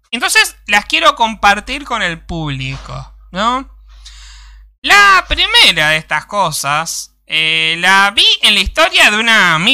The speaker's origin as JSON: {"language": "Spanish", "country": "Argentina", "said": "somos argentinos"}